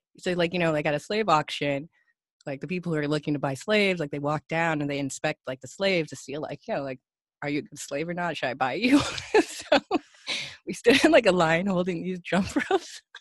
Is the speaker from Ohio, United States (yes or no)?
no; Bay Area, California, United States; now in Los Angeles, United States; This was in the Bay Area